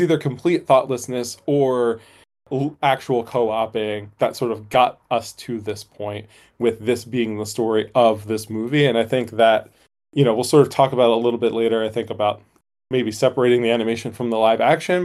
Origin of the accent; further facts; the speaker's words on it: Northeast, United States; growing up in the Northeast